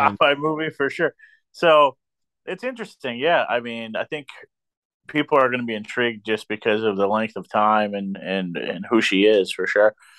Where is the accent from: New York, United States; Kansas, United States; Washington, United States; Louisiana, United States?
New York, United States; also born or lived in Maryland; now in Pennsylvania, United States; I'm from New York